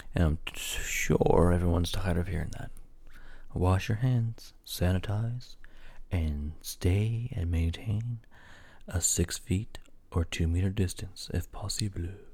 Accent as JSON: {"language": "English", "region": "Newfoundland and Labrador", "country": "Canada", "said": "I'm a Newfoundlander"}